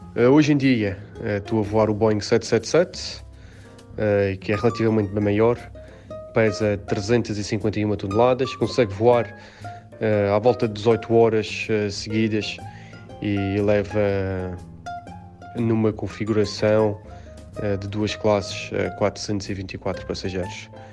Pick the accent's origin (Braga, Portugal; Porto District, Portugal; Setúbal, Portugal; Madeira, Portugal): Madeira, Portugal; moved away as an adult; also born or lived in Lisbon, Portugal / Slovenia / Macau; now in Dubai, United Arab Emirates; Saí da Madeira quando tinha 18 anos para Lisboa